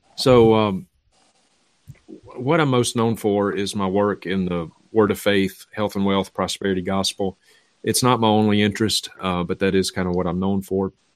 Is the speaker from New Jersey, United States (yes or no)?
no; Vicksburg, Mississippi, United States; my hometown at the time, uh, Vicksburg, Mississippi